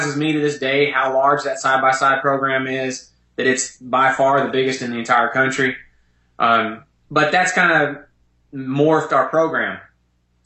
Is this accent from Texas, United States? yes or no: yes; Dallas, Texas, United States; moved away as an adult; I'm from Dallas, Texas.